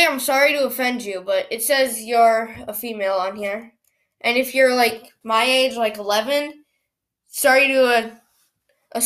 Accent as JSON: {"language": "English", "region": "Minnesota", "country": "United States", "tie": "born or raised there", "said": "Minnesota, let's go. That's actually my hometown"}